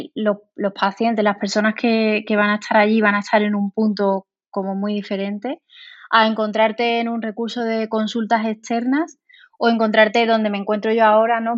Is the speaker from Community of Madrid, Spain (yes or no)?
no; Seville, Andalusia, Spain; moved away as an adult; now in Valladolid, Spain; yo soy de Sevilla, eh, aunque ahora esté aquí en Valladolid